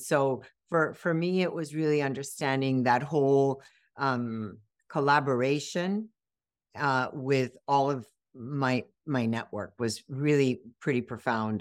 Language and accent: English; Miami, Florida, United States; also born or lived in Cuba; I grew up in Miami, and, um, this is home